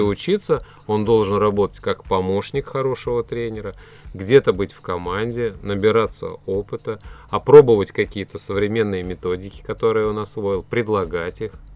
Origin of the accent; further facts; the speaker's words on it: Tatarstan, Russia; то, чем славится наш регион, наша республика